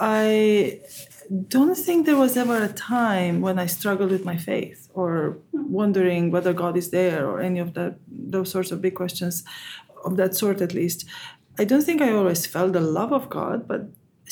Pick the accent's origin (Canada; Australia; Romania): Romania; moved away as an adult; now in United States; I was born and raised in Romania, and I came to the United States as an undergraduate student